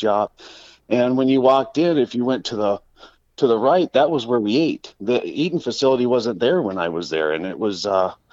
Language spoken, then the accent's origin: English; Rapid City, South Dakota, United States; also born or lived in Midland, Texas; I was raised out here in Rapid. I was born in Midland, Texas, and was moved up here at a young age